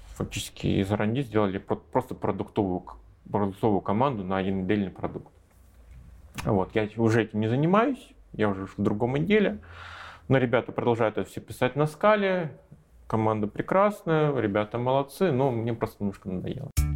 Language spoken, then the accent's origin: Russian; Russia; moved away as an adult; now in Minsk, Belarus